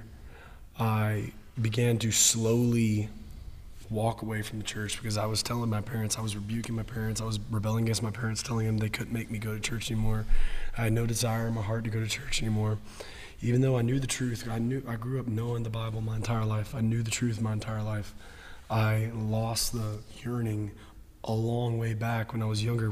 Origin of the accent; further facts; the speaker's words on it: Woodstock, Georgia, United States; First Baptist Church of Woodstock, where I grew up my entire life